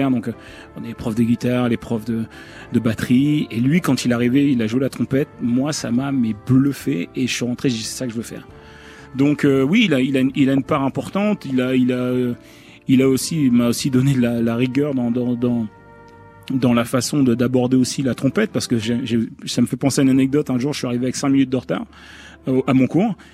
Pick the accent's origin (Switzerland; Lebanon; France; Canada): France; Le Havre, Normandy; C'est entre guillemets, c'est là où j'ai fait mes armes. Donc c'est là où justement toute la formation où j'ai appris depuis le plus jeune âge à jouer différents styles de musique.